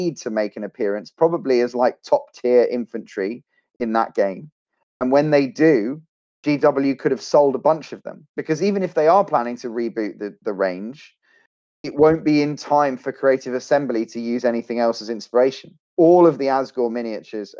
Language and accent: English; Australia; I'm an Australian